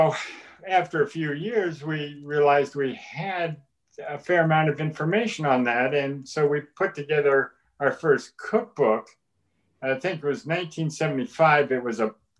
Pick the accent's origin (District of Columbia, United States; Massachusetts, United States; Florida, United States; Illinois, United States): Massachusetts, United States; I grew up in Massachusetts